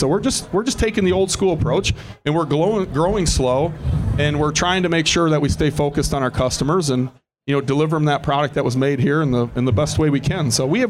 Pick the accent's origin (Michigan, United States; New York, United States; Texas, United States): Michigan, United States; Detroit; We're from Detroit, where you make millions of things. You don't make hundreds or thousands. You know, so if I walk into suppliers in my hometown and I say I want 1,000, I don't register on their, they don't hear me.